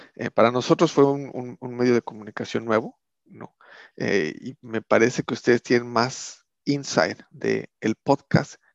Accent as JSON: {"language": "Spanish", "country": "Mexico", "moved": "yes", "lives_now": "Sweden", "said": "nos organizamos como mexicanos en el exterior"}